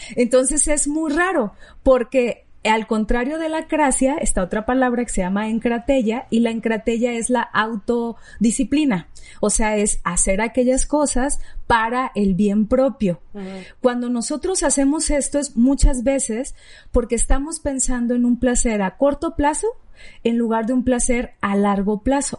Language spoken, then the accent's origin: Spanish; Sinaloa, Mexico; moved away; yo soy de Sinaloa y babeaba por los mariscos